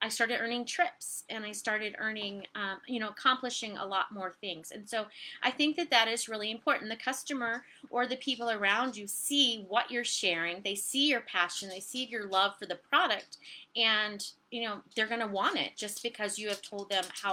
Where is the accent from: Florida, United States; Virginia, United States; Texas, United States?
Virginia, United States; also born or lived in Ohio; So I live in Virginia. I grew up in Virginia. We detoured to Ohio. Now we're back